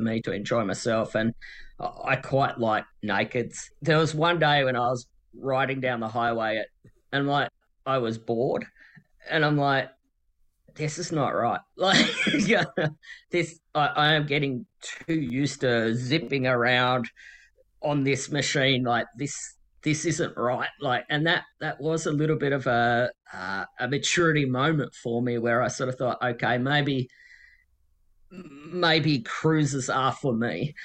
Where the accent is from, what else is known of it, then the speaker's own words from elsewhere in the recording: Tasmania, Australia; I Ride Tasmania, uh, which is my home state